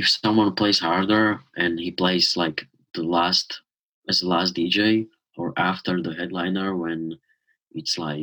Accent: Slovakia; born or raised there

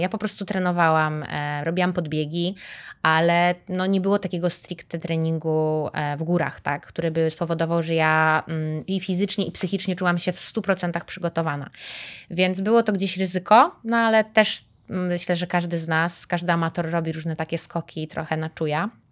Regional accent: Warsaw, Masovian Voivodeship, Poland; pomimo że jestem z Warszawy, mieszkam w Warszawie

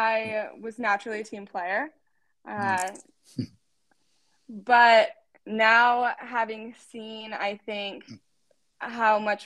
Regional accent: Fishers, Indiana, United States; moved away as an adult; we grew up in Fishers, Indiana

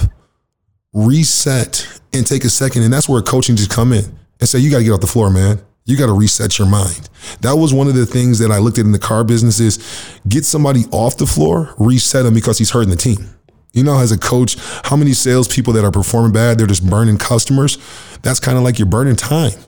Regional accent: United States; now in Canada; I'm from the States

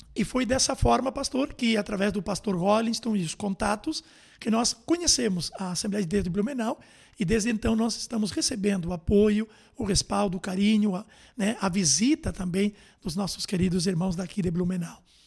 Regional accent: Montevideo, Uruguay; moved away as an adult; also born or lived in Rivera; Nascido na cidade de Ribeira e com um ano e dois meses aproximadamente, fomos morar com meus pais na cidade de Montevidéu, capital, e ali foi então a minha infância na capital do Uruguai, até os 18 anos.

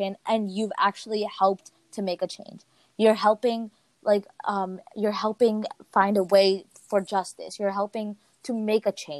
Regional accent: United States; I'm from America

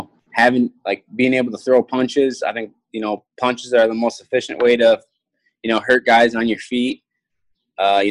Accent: Sparta, United States; the town I grew up in Sparta

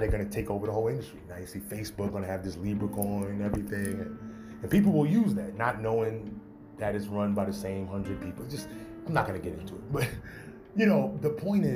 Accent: New York, United States; I'm from New York

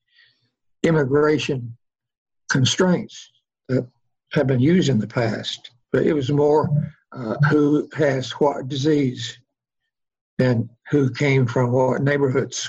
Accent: Oklahoma, United States; I come from Oklahoma, actually, land of the red men, red here, Indian

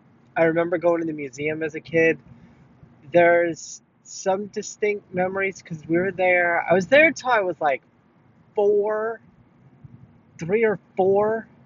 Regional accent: Hackensack, New Jersey, United States; born there; I was born in Hackensack, New Jersey. My entire family is all from the New York area.

